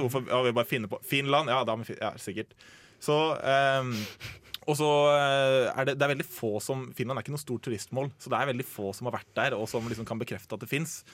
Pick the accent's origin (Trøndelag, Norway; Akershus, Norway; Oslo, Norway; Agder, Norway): Akershus, Norway; Asker; i den gata som jeg vokste opp i, Eh, hjemme i Asker